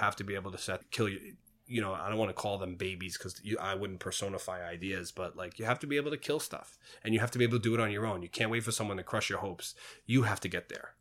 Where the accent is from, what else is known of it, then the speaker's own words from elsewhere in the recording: New York City, New York, United States; I grew up in Queens in the eighties and nineties